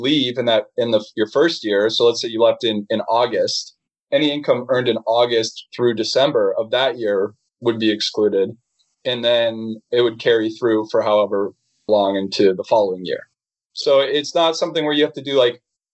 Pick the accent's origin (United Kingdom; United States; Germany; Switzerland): United States; Boston, Massachusetts; moved away as an adult; I grew up in Boston